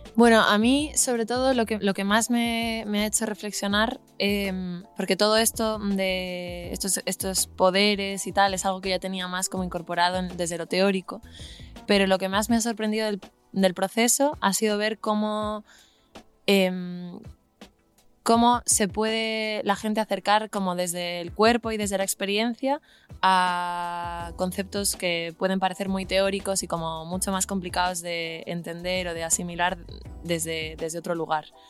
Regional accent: Galicia, Spain; moved away; yo soy de Galicia

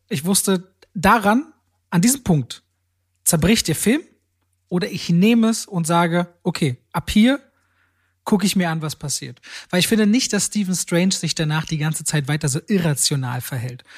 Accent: Germany; ich bin unter verhältnismäßig in Deutschland sehr ärmlichen Bedingungen aufgewachsen

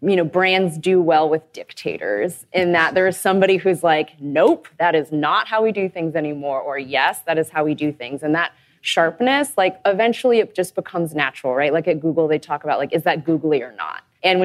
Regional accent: Texas, United States; I'm from Texas.

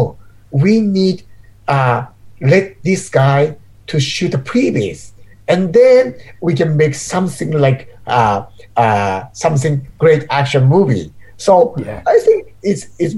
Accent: Tokyo, Japan; English is a second language; moved away as an adult; also born or lived in Nara, Japan / Hong Kong; from Nara and near Osaka, but I'm growing up in Tokyo.

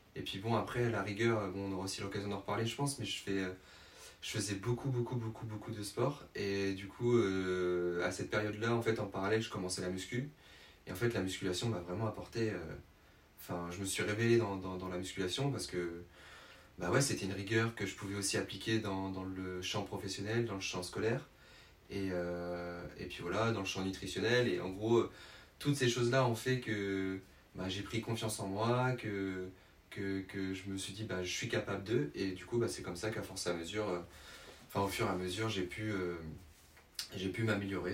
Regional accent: Tours, Centre-Val de Loire, France; je suis originaire de Tours, donc je ne sais pas si les gens connaissent dans la... en Indre-et-Loire, dans la région centre.

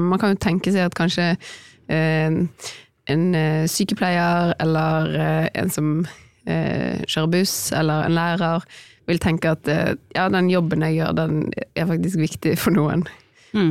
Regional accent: Bergen, Vestland, Norway

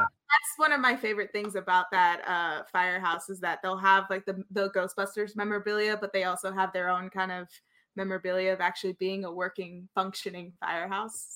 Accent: New York, United States; growing up in New York

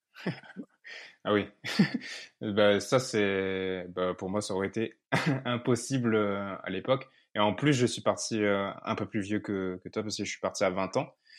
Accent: Réunion; moved away; je vivais à La Réunion

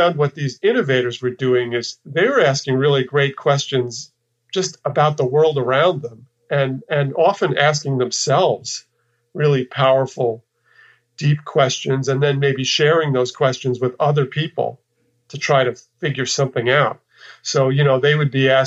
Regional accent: New York, United States; moved away as an adult; also born or lived in Texas; I'm from New York, and I'd spent, you know, my formative years in New York

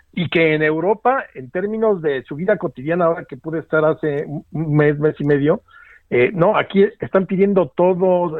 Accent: Mexico; como mexicanos

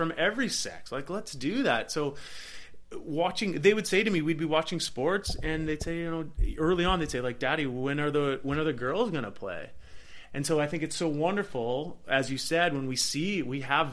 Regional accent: Black Creek, British Columbia, Canada; growing up in Central Vancouver Island. Beautiful spot

